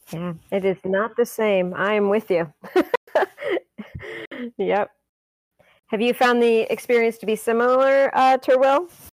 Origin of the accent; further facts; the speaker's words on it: Michigan, United States; I grew up in Michigan